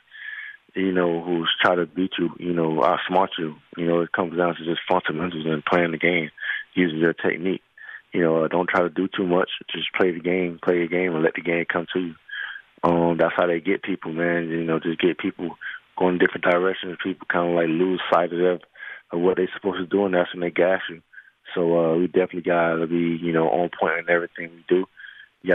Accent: Miami, Florida, United States; moved away; my hometown of Miami

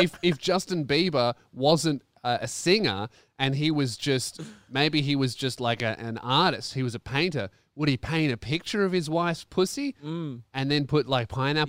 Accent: Tasmania, Australia; Yeah, we're from Tassie.

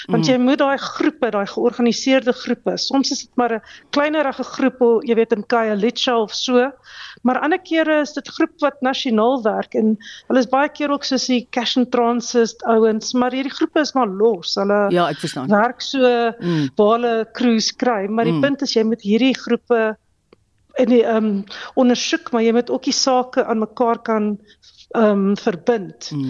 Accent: South Africa; Ons as Suid-Afrikaners, ons praat Afrikaans by die huis, dan kom ons in die publiek dan praat ons skielik Engels.

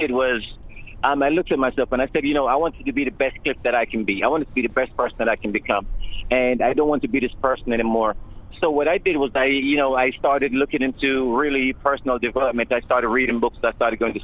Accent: Jamaica; I grew up in a Jamaican culture. I grew up in Jamaica

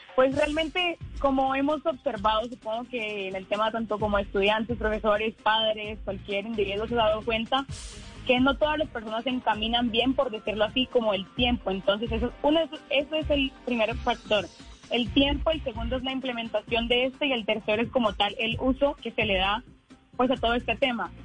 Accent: Yopal, Casanare, Colombia; soy de Yopal Casanare

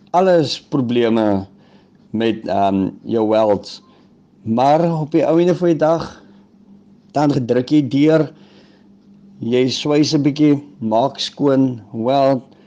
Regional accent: Newcastle, KwaZulu-Natal, South Africa; Ek kom uit Tugela skool uit in Newcastle.

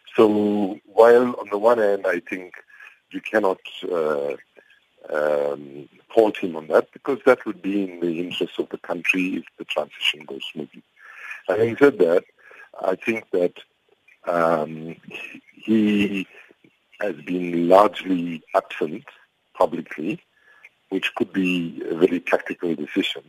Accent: South Africa

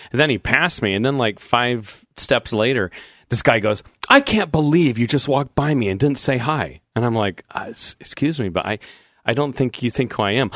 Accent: Portland, Oregon, United States; I grew up in Portland. I'm a fourth generation Oregonian.

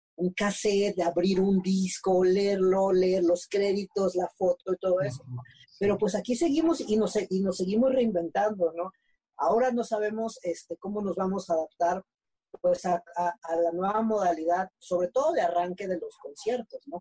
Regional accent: Mexico; como mexicanos

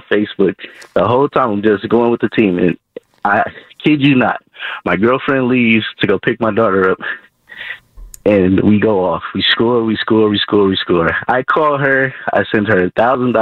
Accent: Hazlehurst, Mississippi, United States; now in San Francisco, United States; I'm from Hazelhurst, Mississippi, and so is my whole family

